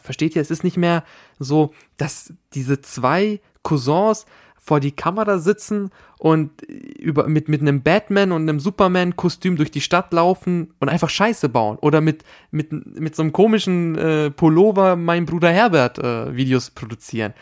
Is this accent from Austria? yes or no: yes; Austria; da, wo ich herkomme, da, wo ich äh, geboren bin, in diesem Bundesland in Österreich